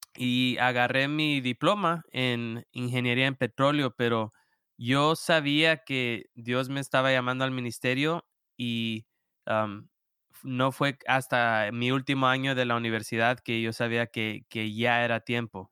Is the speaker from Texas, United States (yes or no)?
yes; Houston, Texas, United States; moved away as an adult; now in Rock Hill, United States; yo vengo de Texas, de Houston, ah, Texas, y ahí crecí